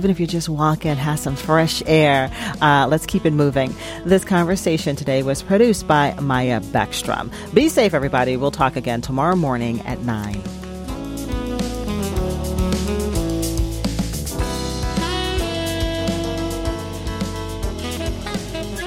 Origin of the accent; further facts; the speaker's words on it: Minnesota, United States; a cold winter, it's really part of our identity as a Minnesotan